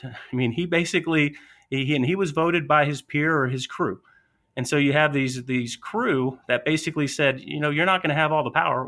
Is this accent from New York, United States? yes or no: no; Atlanta, Georgia, United States; accent: Southern; I'm from Atlanta, Georgia, so a little bit of that Southern draw